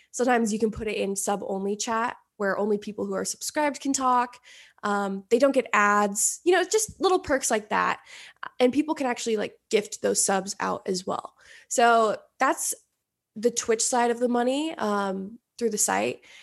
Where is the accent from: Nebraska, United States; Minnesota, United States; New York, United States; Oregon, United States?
Oregon, United States; moved away as an adult; now in Los Angeles, United States; I, I grew up in Oregon